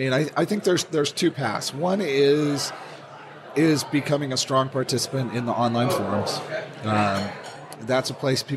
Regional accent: California, United States; I'm from California

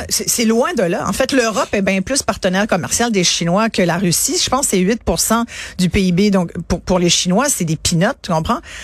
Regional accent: France; je suis née en France

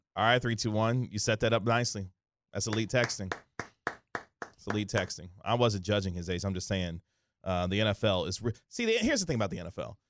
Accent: Kansas City, Missouri, United States; now in Dallas, United States; Kansas City, Missouri, my hometown

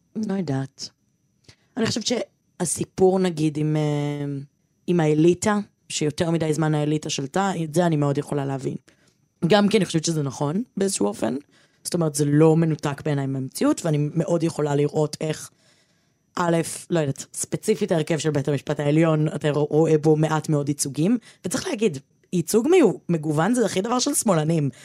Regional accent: Givatayim, Tel Aviv District, Israel; מהאשכנזיות שלי, מהלבנות שלי, מהגבעתיים שלי

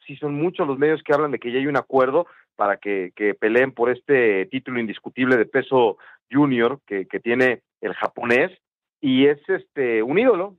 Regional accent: Mexico; En mi país, en México

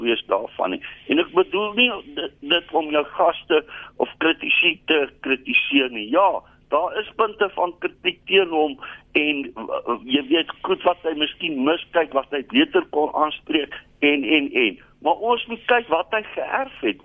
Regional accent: South Africa; ek voel as 'n Suid-Afrikaner

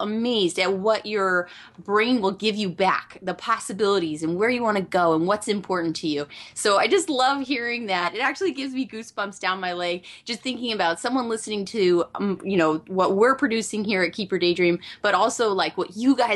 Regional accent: Scottsdale, Arizona, United States; We are originally from Scottsdale, Arizona

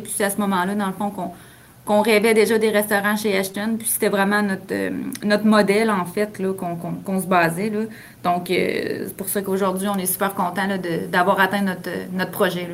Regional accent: Saint-Raymond, Quebec, Canada; les deux, on vient de Saint-Raymond-de-Portneuf

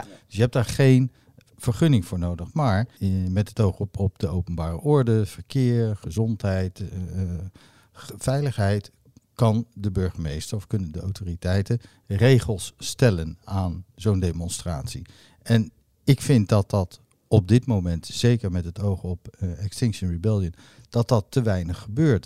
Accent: The Hague, South Holland, Netherlands; ik ben geboren op Scheveningen

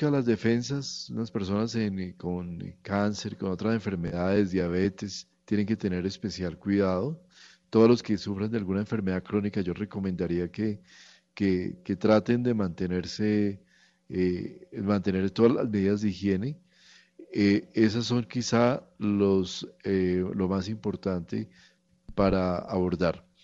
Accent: Colombia; somos el país bailador del mundo, nosotros bailamos agarrados todo el tiempo, entonces somos los colombianos.

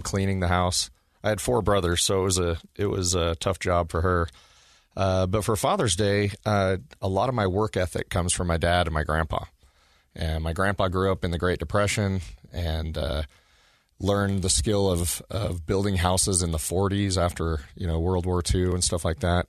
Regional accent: Oregon, United States; now in Utah, United States; when I was a kid growing up in Oregon

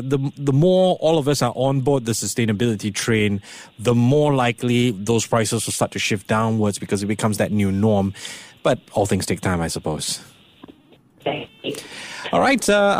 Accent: Singapore; I'm Singaporean

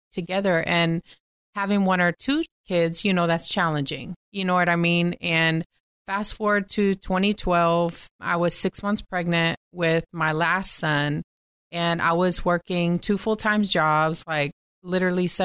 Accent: Texas, United States; born and raised in Texas

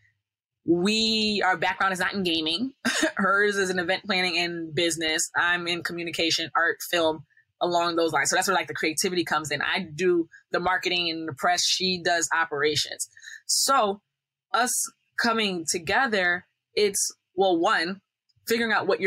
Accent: Northeast, United States; we're from the Northeast, so Northeast kind of like slant

